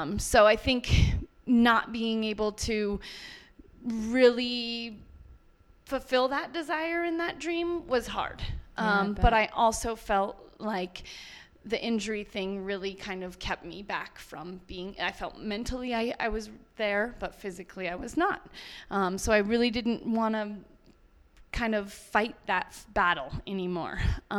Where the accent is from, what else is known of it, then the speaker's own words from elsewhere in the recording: Steamboat Springs, Colorado, United States; Steamboat Springs, Colorado.